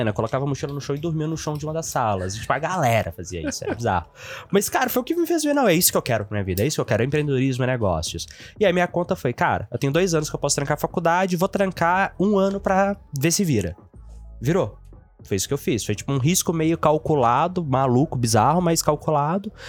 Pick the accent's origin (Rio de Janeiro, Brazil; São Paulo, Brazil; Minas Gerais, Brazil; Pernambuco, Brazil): Minas Gerais, Brazil; Itabirito; also born or lived in Teófilo Otoni; Cara, eu nasci numa cidade chamada Teoflotone, no norte de Minas.